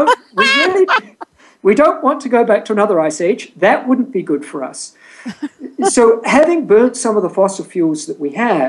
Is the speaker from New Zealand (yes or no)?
yes; New Zealand; moved away as an adult; also born or lived in England; now in San Diego, United States; I was born and raised in New Zealand